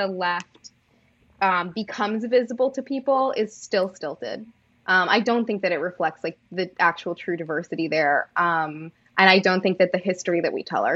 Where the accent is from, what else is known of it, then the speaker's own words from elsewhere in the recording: Maine, United States; moved away; I'm from Maine. And when I grew up there, I was like one of, I don't know, like 17 black people in Maine.